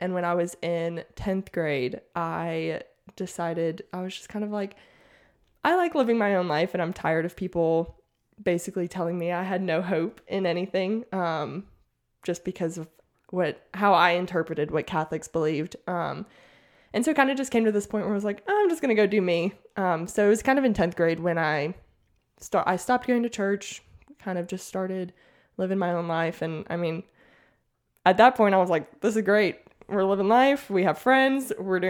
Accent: Mississippi, United States; also born or lived in Washington / Oklahoma / Alabama; So I was born in Washington State. And then we lived in Washington, Oklahoma, Alabama. And then my mom retired in Mississippi. So I pretty much did most of my growing up in Mississippi.

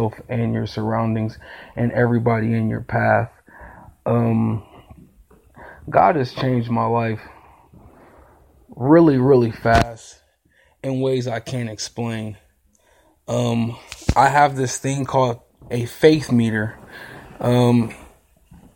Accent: Akron, Ohio, United States; I'm from Akron, Ohio

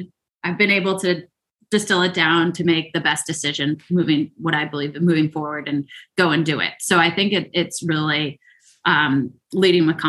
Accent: Chatham, New Jersey, United States; also born or lived in England; now in United States (West Coast); I grew up in the good old NJ, New Jersey

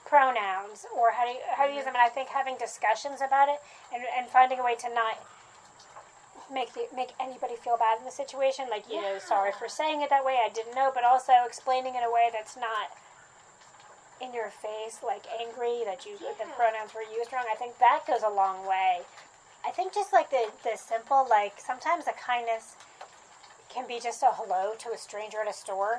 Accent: New Jersey, United States; now in Athens, United States; I grew up in New Jersey, and I've been in the South longer

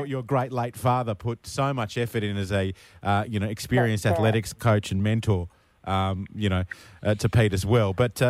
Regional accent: Australia; being typical Aussie bloke

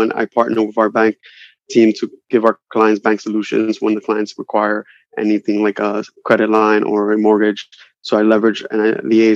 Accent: New York City, New York, United States; I'm from Dykeman. I'm Dominican

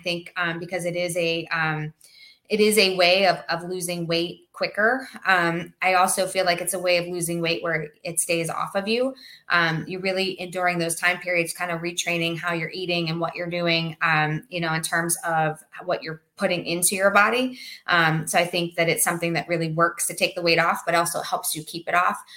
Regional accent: Pennsylvania, United States; now in Naples, United States; I'm from Pennsylvania.

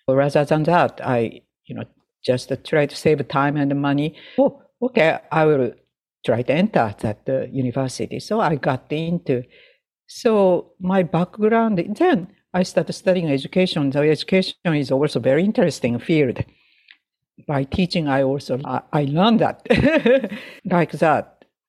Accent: Sapporo, Hokkaido, Japan; English is a second language; now in United States; from my hometown Sapporo to Tokyo

